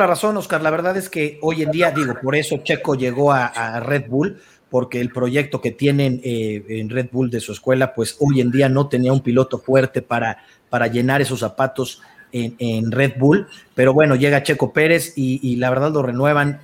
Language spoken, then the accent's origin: Spanish; Mexico; nosotros como mexicanos